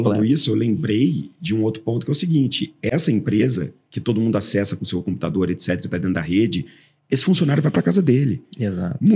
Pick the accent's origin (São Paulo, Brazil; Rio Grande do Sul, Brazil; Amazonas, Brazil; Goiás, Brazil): São Paulo, Brazil; Santos; Eu nasci em Santos.